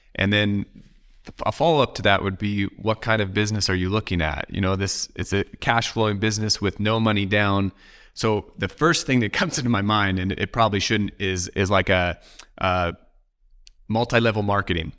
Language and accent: English; Oregon, United States; I'm from Oregon